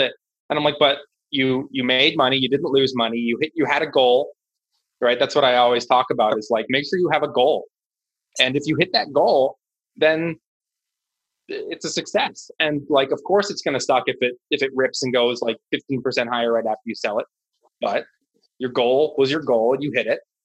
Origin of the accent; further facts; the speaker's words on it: Washington, District of Columbia, United States; I live in Washington D.C. I'm born and raised.